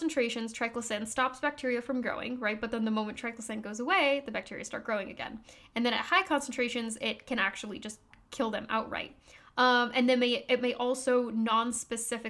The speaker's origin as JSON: {"language": "English", "country": "United States", "said": "I, as an American"}